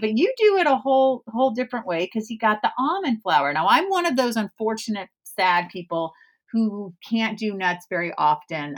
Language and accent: English; California, United States; moved away as an adult; also born or lived in East Coast, United States; I'm originally from California, but I've been on the East Coast for nineteen years.